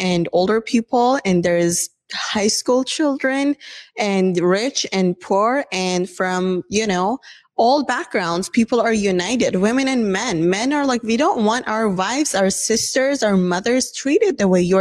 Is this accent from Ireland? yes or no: no; Iran; moved away; I'm originally from Iran. I grew up there.